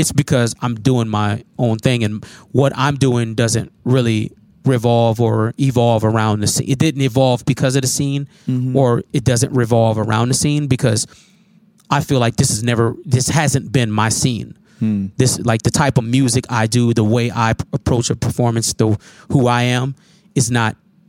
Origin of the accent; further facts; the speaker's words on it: Minnesota, United States; also born or lived in Chicago, Illinois; No, I was born in Chicago. And I've been in Minnesota since I was about probably like four or five.